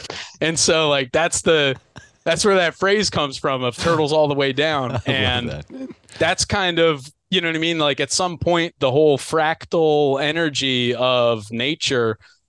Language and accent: English; Mid-Atlantic, United States; I'm from the Mid-Atlantic.